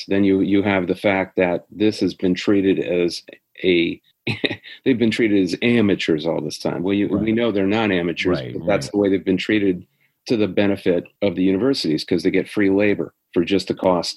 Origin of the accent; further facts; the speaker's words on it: Midwest, United States; I grew up in the Big Ten. I grew up in the Midwest